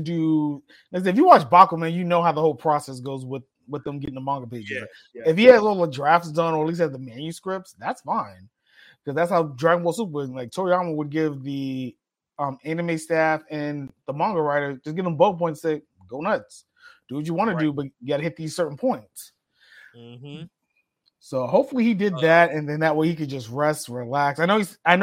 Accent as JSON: {"language": "English", "town": "New York City", "region": "New York", "country": "United States", "tie": "born or raised there", "said": "One Piece took over my hometown"}